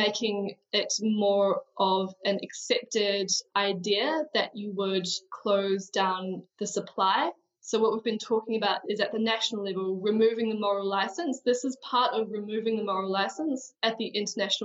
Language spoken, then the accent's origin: English; New Zealand; I am a New Zealander